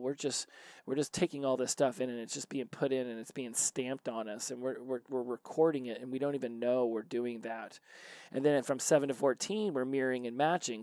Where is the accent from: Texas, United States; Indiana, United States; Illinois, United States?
Indiana, United States; also born or lived in Columbus, Indiana / Daytona Beach, Florida; we moved from Indianapolis to a farm in Columbus, Indiana. And uh, we did that for two years, uh, where I did middle school, and then we went to Daytona Beach for two years